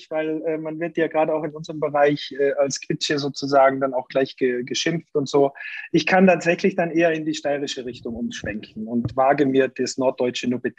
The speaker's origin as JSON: {"language": "German", "country": "Austria", "lives_now": "Hamburg, Germany", "said": "Ich komme aus Österreich und freue mich, dass ich in Hamburg ansässig bin jetzt zurzeit."}